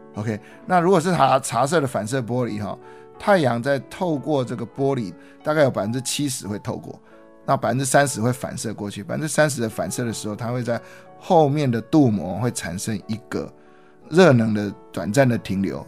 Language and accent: Chinese; Taiwan; 我们台湾人